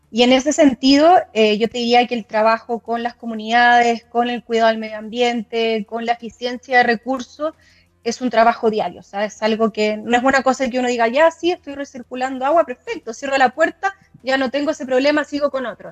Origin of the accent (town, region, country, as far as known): Chile